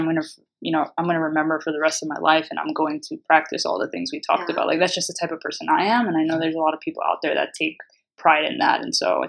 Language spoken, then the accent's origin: English; New York, United States; being in New York, we're both from New York